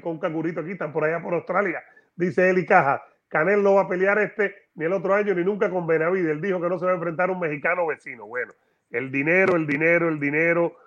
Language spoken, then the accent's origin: Spanish; Havana, Cuba; La Habana, Cuba, mi ciudad, mi tierra.